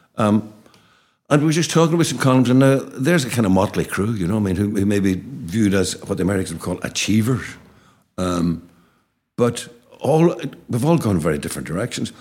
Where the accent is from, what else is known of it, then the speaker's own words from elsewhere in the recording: Derry, Northern Ireland, United Kingdom; our terrace house in Abercorn Terrace